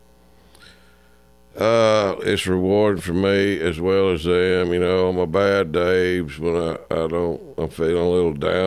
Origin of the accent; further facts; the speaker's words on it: Cajun, Louisiana, United States; I am Cajun.